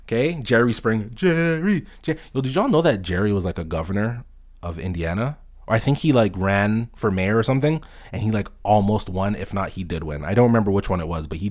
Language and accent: English; Toronto, Ontario, Canada; I'm from Toronto, Canada